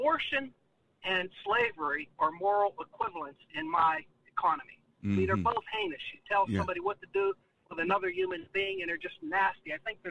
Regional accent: Pittsburgh, Pennsylvania, United States; moved away; I'm from Pittsburgh, and I listen to KDK

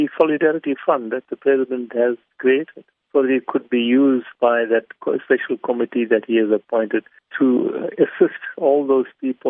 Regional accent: South Africa; when I look back at my life as a South African

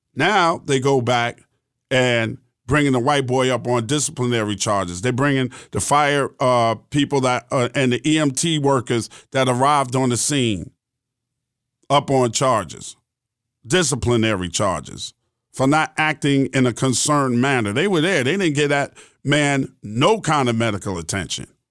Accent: New York City, New York, United States; also born or lived in West Orange, New Jersey; now in Georgia, United States; I grew up in New York City

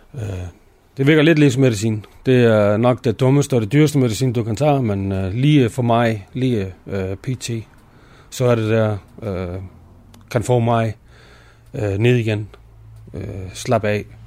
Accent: Iceland; Danish is a second language; moved away as an adult; now in Denmark; jeg er fra Island, og så bor jeg her nu i 14-15 år næsten

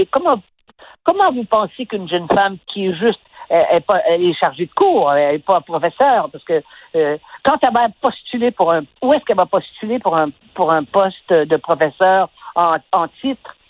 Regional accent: Quebec, Canada; nous, du Québec

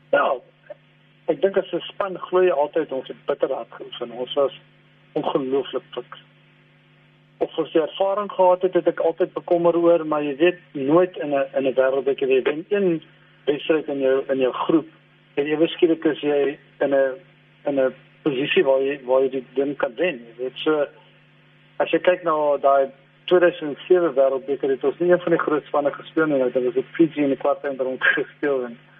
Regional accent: South Africa; also born or lived in England; ons as Suid-Afrikaners

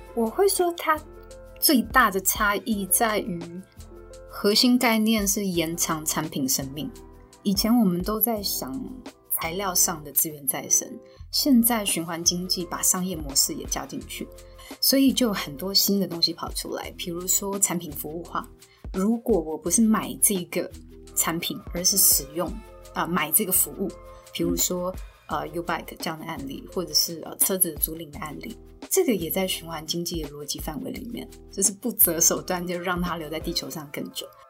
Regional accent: Taiwan; 我们台湾人

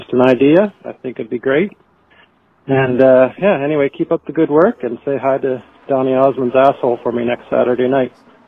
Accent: Canada; I'm actually a Canadian truck driver myself.

